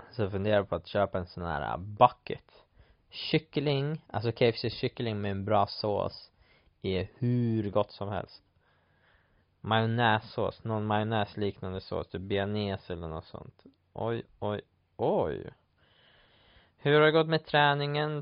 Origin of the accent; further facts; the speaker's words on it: Sweden; moved away; hemma i Sverige